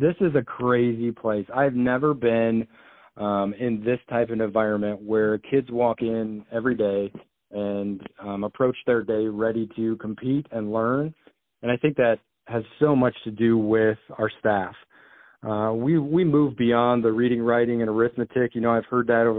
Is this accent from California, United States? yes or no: no; Milledgeville, Illinois, United States; moved away as an adult; also born or lived in Carbondale, Illinois; now in Iowa, United States; I grew up in Illinois, attended a school, high school, it's probably about the same size as WACO, called Milledgeville.